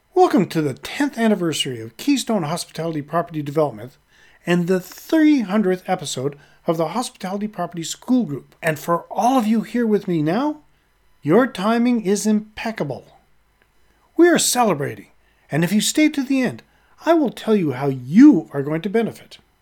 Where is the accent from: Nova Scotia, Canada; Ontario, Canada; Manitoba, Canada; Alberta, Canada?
Nova Scotia, Canada; Halifax; my hometown, Halifax, Nova Scotia, Canada